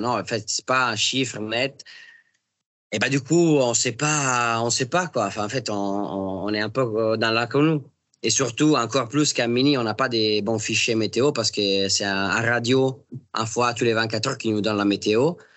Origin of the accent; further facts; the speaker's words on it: Italy; moved away; quand on est italien